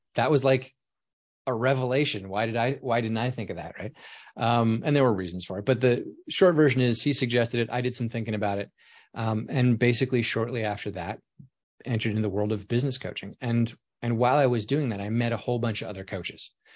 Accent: Alaska, United States; moved away as an adult; I grew up in Alaska, so it was cold and snowy all the time

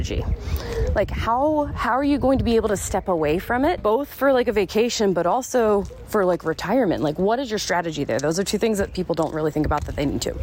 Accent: South Carolina, United States; moved away as an adult; also born or lived in Florida / Arizona; I was born in Florida, raised in South Carolina

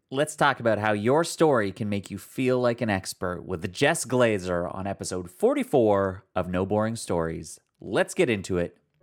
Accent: Canada; I come from Canada, and, like, we don't wear hats up here

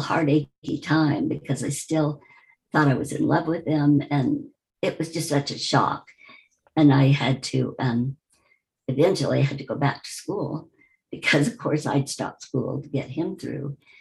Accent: Wichita, Kansas, United States; I grew up in the Midwest, Wichita, Kansas

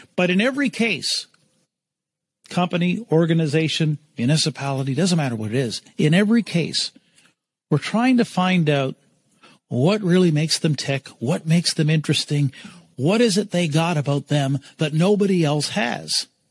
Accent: East Coast, Canada; now in London, Canada; So I'm based in London, Ontario I'm originally from the East Coast

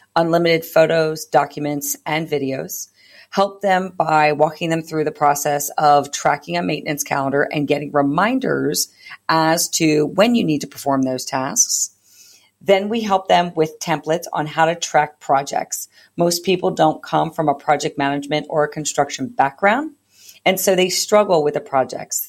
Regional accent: East Coast, United States; now in California, United States; I am a, not originally from California. I am originally from the East Coast

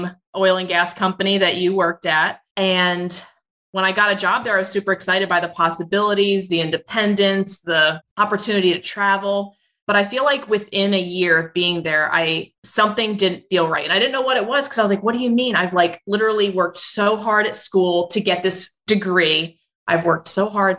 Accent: Roselle Park, New Jersey, United States; I grew up in New Jersey in a small town called Roselle Park near Elizabeth and Newark

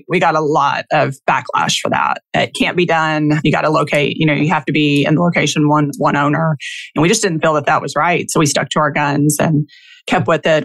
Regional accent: Kentucky, United States; I'm from Kentucky, basketball country and football now, and even baseball.

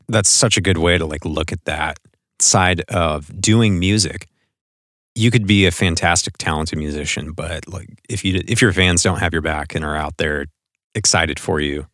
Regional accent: Portland, Oregon, United States; here in the local Portland music scene, which is my hometown

